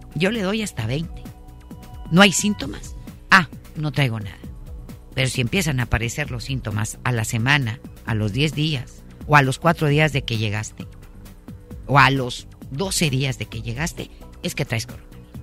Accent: Mexico

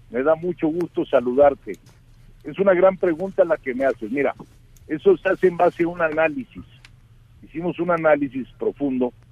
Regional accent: Mexico; tanto el empresario como el trabajador somos mexicanos y hay que ver por México.

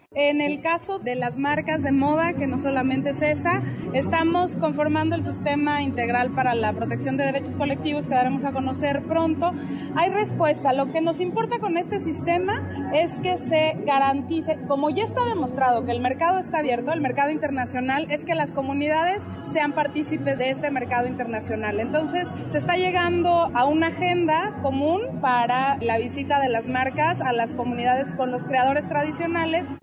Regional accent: Oaxaca, Mexico; como mexicanos, en este caso como oaxaqueños

